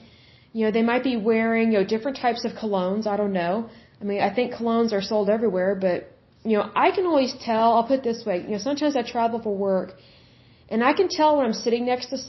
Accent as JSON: {"language": "English", "region": "Oklahoma", "country": "United States", "said": "I am from Oklahoma, and I'm not dissing Oklahoma"}